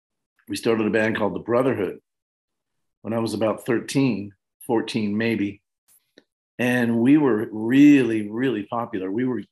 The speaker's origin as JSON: {"language": "English", "town": "Levittown", "region": "New York", "country": "United States", "tie": "born or raised there", "said": "I grew up in Levittown, New York"}